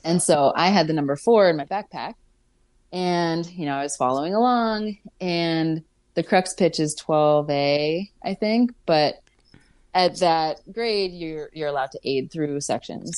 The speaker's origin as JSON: {"language": "English", "town": "Pittsburgh", "region": "Pennsylvania", "country": "United States", "moved": "as an adult", "lives_now": "Vermont, United States", "said": "I'm from Pittsburgh originally, but chose to come to Vermont"}